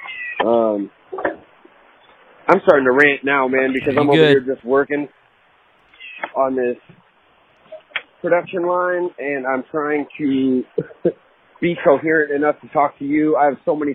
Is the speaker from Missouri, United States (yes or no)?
no; San Francisco, California, United States; also born or lived in Sacramento; I grew up in San Francisco, so I didn't get to ride my bike very much